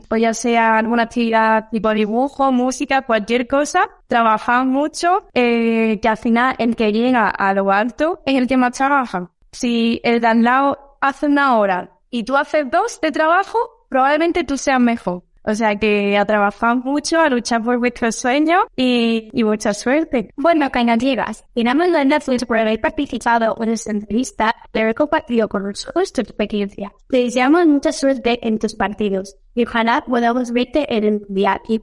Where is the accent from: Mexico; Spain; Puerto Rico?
Spain; imagínate ya soy siendo española con tantas niñas muy buenas